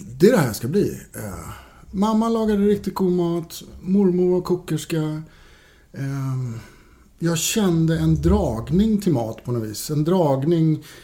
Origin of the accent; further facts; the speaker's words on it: Norrtälje, Stockholm County, Sweden; also born or lived in Högdalen, Stockholm; Jag kommer ursprungligen från Norrtälje. Mm. Ehm, växte upp i Norrtälje